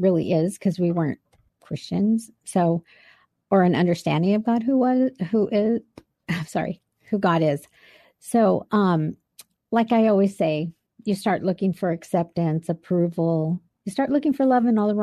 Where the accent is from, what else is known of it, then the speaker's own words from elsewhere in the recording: Albuquerque, New Mexico, United States; I was born in Albuquerque, New Mexico